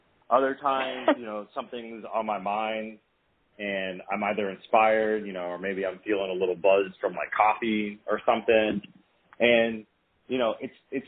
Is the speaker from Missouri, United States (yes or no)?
no; Vienna, Virginia, United States; moved away; this year I'm actually performing my hometown, Vienna, Virginia